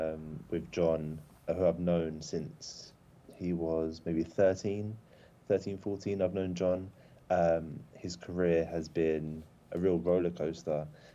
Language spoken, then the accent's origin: English; London, United Kingdom; also born or lived in Warrington; My family are mad Everton supporters. Then we moved down to London when I was about 5, hence the accent. And then we lived with my granddad, who's a Chelsea fan.